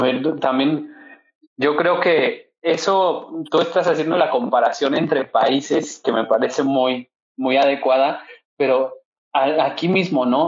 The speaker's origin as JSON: {"language": "Spanish", "country": "Mexico", "said": "debemos de tener garantizado como seres humanos y como mexicanos"}